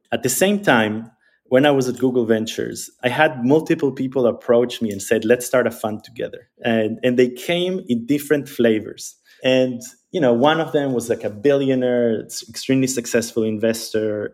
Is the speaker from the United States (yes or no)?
no; Israel; also born or lived in Argentina; So I grew up in Israel. Uh, I was born in Argentina, but I grew up in Israel. I moved to Israel when I was eight years old.